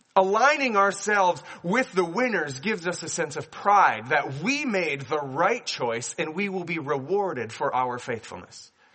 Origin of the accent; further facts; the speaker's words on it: Minnesota, United States; I grew up here in Minnesota